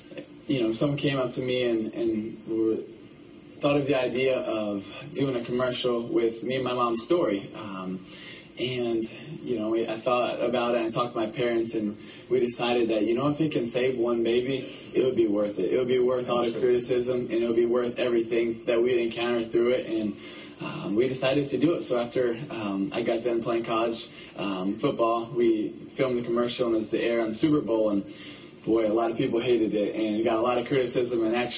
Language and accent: English; Philippines; born there; You know, I was born in the Philippines to missionary parents, and I was the baby of five.